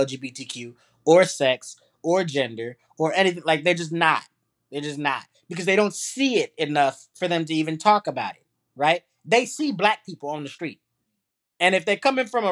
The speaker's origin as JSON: {"language": "English", "country": "Trinidad & Tobago", "moved": "yes", "lives_now": "United States", "said": "I'm from Trinidad"}